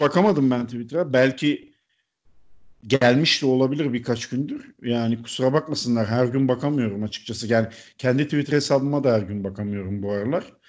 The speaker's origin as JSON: {"language": "Turkish", "region": "Çanakkale", "country": "Turkey", "tie": "born or raised there", "moved": "yes", "said": "Ben ortaokul yıllarında Çanakkale'de oturmuştuk biz."}